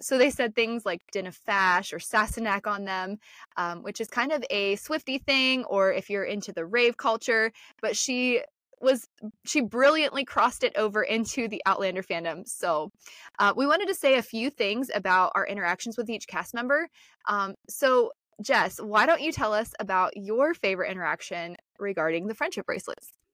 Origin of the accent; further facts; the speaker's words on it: Northeast Ohio, United States; I'm from Northeast Ohio